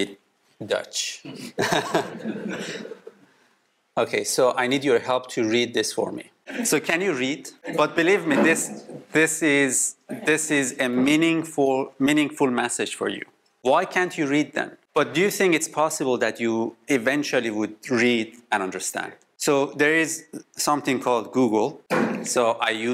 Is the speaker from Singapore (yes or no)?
no; Iran; now in Canada; we come from Middle East, from Iran. Now we live in Canada, and today we are in the Netherlands